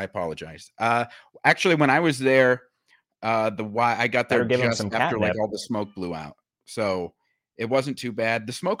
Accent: United States; I grew up 20 miles south of the Quad Cities

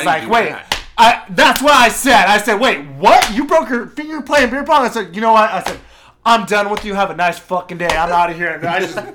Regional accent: Seattle, Washington, United States; moved away; I'm from Seattle

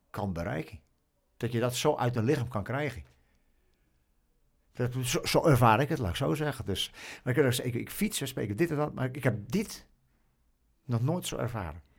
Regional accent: Australia; Oh, we komen uit Australië en we, we weten niet wat kou is.

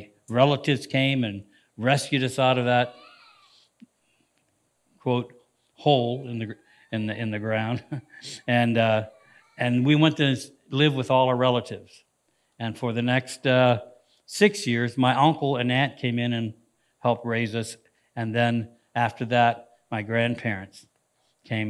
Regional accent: Canton, Ohio, United States; moved away; our lives went from the slums of Canton, Ohio

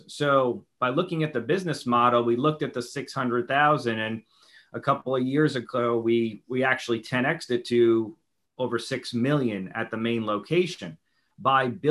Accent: New York City, New York, United States; moved away; growing up in New York City

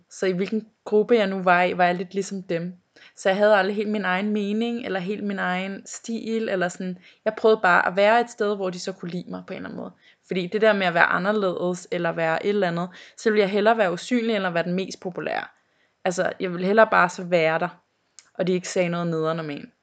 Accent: North Zealand, Capital Region of Denmark, Denmark; jeg er fra Næum. Og hvor det, er det? Det ligger ved øh, Skodsborg, Holte, derhen af

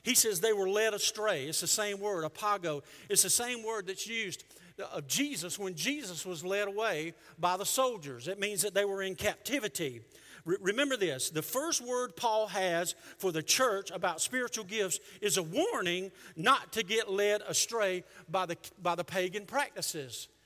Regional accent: the South, United States; we're from the South

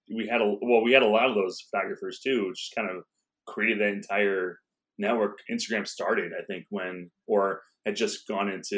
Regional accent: Chicago, Illinois, United States; moved away as an adult; also born or lived in New York; I grew up in Chicago. I grew up in Edgewater, East Edgewater, kind of near Rogers Park

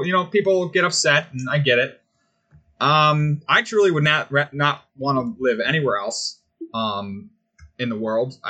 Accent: United States; I'm American

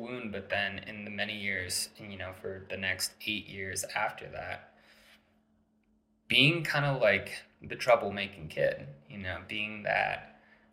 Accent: Santa Fe, New Mexico, United States; also born or lived in Maryland; we moved our whole family out here, and that was like a big transition when I was 8 years old

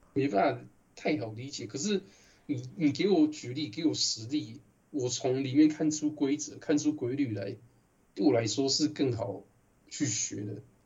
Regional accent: Taiwan; accent: Taiwanese; 我一开始我口音根本很台式的

